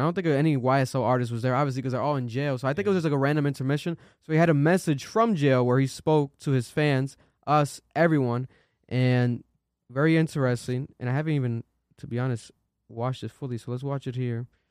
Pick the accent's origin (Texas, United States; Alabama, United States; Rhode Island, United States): Rhode Island, United States; Providence; we're from Providence, Rhode Island